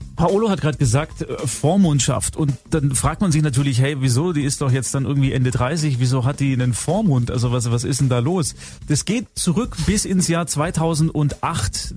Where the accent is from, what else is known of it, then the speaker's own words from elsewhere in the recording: Swabia, Baden-Württemberg, Germany; Bei uns in Schwaben